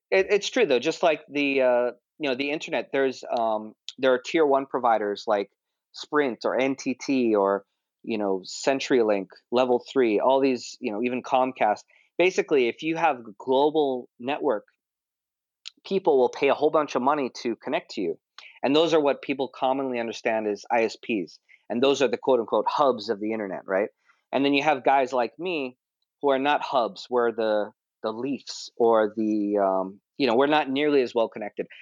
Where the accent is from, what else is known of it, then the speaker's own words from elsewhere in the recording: Honolulu, Hawaii, United States; moved away as an adult; now in Tokyo, Japan; I'm originally from Honolulu, Hawaii, and I moved to Tokyo when I was about 20 years old